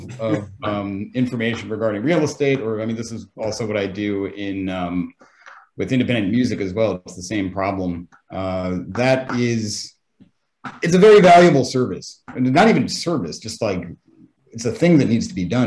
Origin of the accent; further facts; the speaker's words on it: United States; now in Japan; I'm American